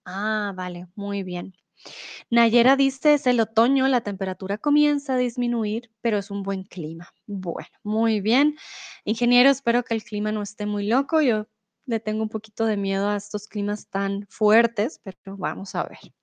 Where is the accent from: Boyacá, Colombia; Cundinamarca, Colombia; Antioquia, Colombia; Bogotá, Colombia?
Bogotá, Colombia; also born or lived in Mexico; now in Germany; soy de Colombia, de la capital de Bogotá